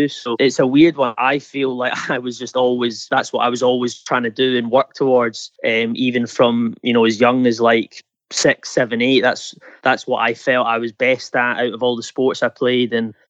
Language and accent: English; Scotland, United Kingdom; I mean, for me growing up, it was huge